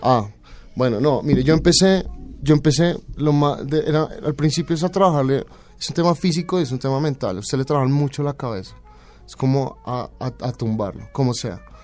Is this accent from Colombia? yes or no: yes; Colombia; moved away as an adult; also born or lived in Barcelona, Spain / Paris, France / Denmark; Soy colombiano